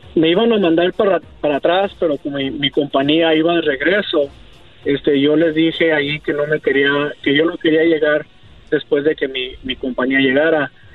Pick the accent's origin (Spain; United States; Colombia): United States; also born or lived in Arizona; yo soy ciudadano americano, yo he vivido aquí en Estados Unidos toda mi vida